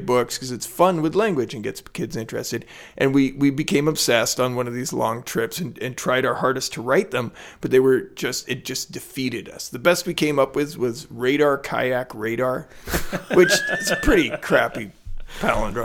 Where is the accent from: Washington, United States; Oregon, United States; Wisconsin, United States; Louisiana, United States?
Oregon, United States; Portland; growing up in Portland